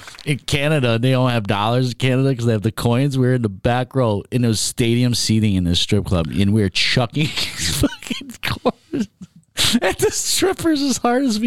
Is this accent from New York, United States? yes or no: yes; New York, United States; moved away; I come from New York